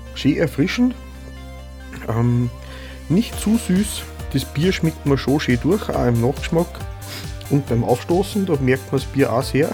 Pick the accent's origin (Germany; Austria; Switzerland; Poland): Austria; Vöcklabruck District, Upper Austria; nahe meiner Geburtsheimat liegt. Ich bin aus Bezirk Vöcklerbruck in Oberösterreich